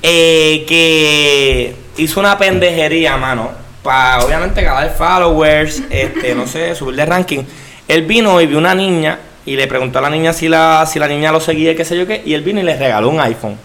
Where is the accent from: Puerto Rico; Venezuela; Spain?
Puerto Rico